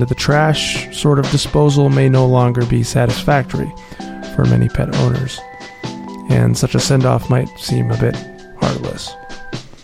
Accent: Wisconsin, United States; now in Los Angeles, United States; I grew up in Wisconsin

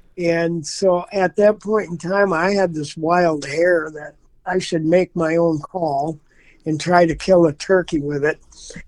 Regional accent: Durand, Wisconsin, United States; also born or lived in Hawaii; I'm in Durand, Wisconsin. I live about 10 miles from there now. I've actually been in the area all my life. I was in the 70s. I lived in Hawaii for a period of time. I was a commercial fisherman there and then moved back home shortly after.

